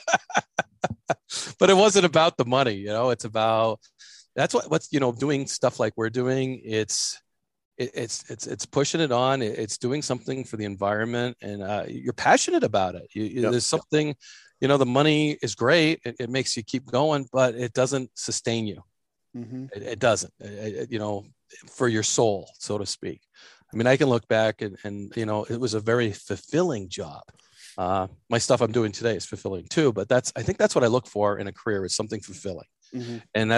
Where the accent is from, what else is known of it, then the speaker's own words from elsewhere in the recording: New Hampshire, United States; I ended up getting a job in New Hampshire, my home state